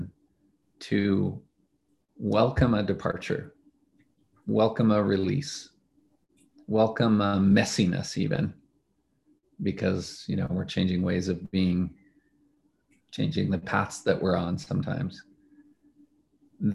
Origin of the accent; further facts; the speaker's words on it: Edmonton, Alberta, Canada; moved away as an adult; I left Canada, where I grew up. I left my hometown of Edmonton